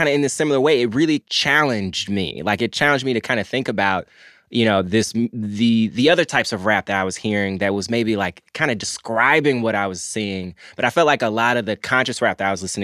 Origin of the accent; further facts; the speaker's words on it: Memphis, Tennessee, United States; I grew up in Memphis